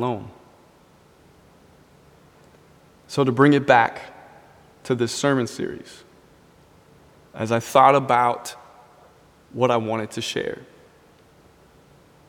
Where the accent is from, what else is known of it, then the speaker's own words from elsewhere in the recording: Richfield, Minnesota, United States; growing up in Richfield, there were always planes flying over my house. We were 10 minutes from the airport.